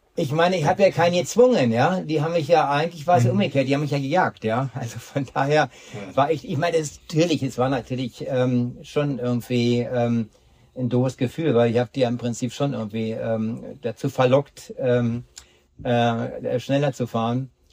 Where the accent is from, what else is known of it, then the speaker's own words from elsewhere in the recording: Berlin, Germany; ich komme ja aus Berlin